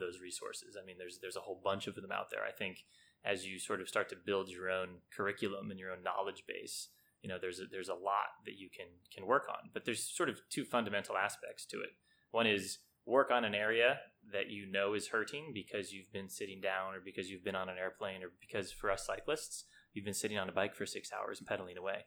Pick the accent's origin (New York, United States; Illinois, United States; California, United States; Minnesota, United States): California, United States; we grew up in California back in the sixties and seventies.